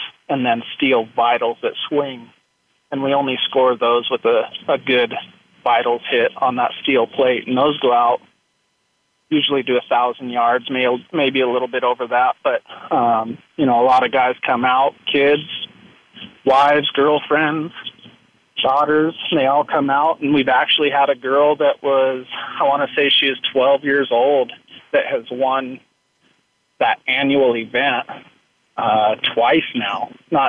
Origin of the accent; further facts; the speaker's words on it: Eastern Washington, United States; I grew up in Eastern Washington